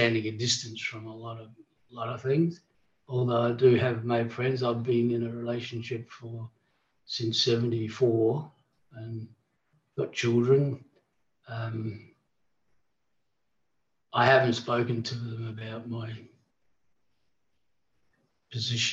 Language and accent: English; Port Lincoln, South Australia, Australia; also born or lived in Darwin / Queensland / Adelaide / Perth; back in Port Lincoln's my hometown. I've come back and I've stayed here